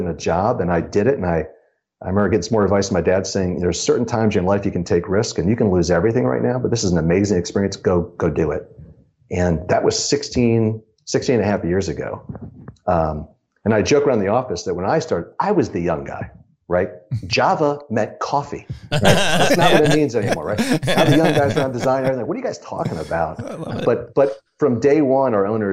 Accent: Ohio, United States; moved away as an adult; also born or lived in Chicago; I grew up in Ohio

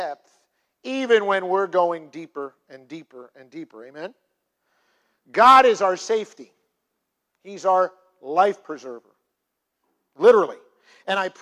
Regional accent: United States; I am in the United States of America and that I am American

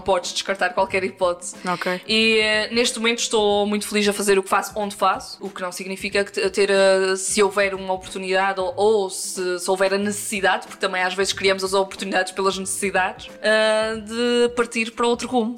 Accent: Angra do Heroísmo, Azores, Portugal; no Conselho de Angra do Heroísmo, freguesia de Santa Bárbara

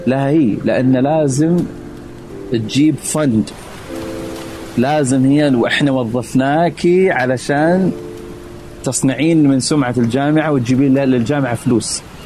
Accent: Saudi Arabia; moved away as an adult; now in Philadelphia, United States

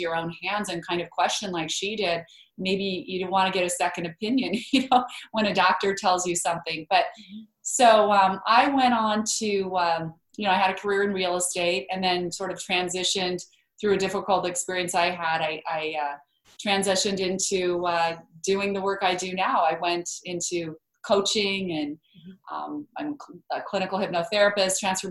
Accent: Idaho, United States; I grew up in Idaho.

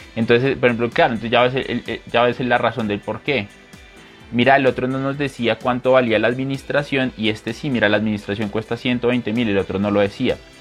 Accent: Colombia; also born or lived in Bogotá; mi país, esta página está en Colombia

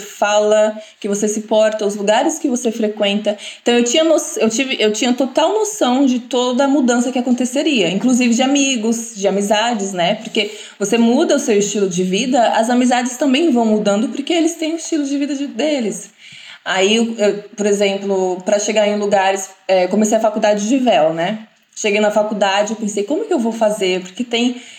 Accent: Brazil; sou brasileira, não tenho nenhuma descendência

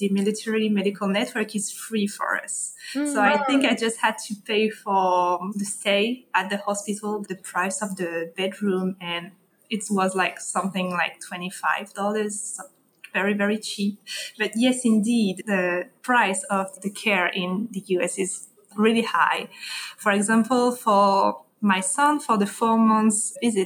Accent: Paris, Île-de-France, France; English is a second language; moved away as an adult; also born or lived in Toulon, France; now in Washington, D.C., United States; So I was born in Paris, so I come from the north of France, but I have lived for 4 years in the southeast of France, in Toulon, just right before moving to the US.

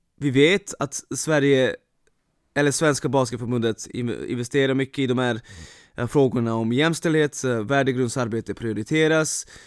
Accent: Vršac, Vojvodina, Serbia; now in Sweden; min hemstad Vrshats

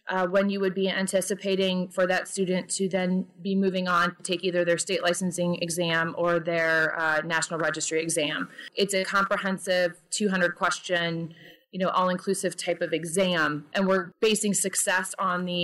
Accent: Peoria, Illinois, United States; Sure. So I am from Peoria, Illinois.

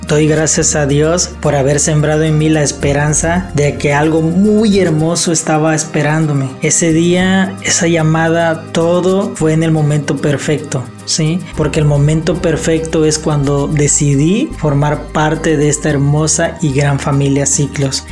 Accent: El Ticuí, Guerrero, Mexico; soy originario del estado de Guerrero. Nací en un pueblito llamado El Ticuí

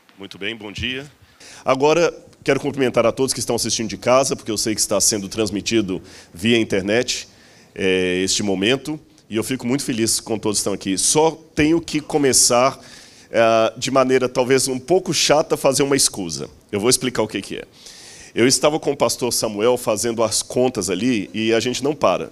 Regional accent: Minas Gerais, Brazil; eu sou mineiro

